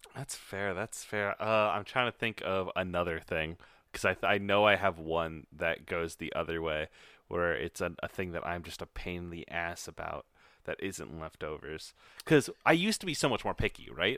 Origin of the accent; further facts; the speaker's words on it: Iowa, United States; I was raised in Iowa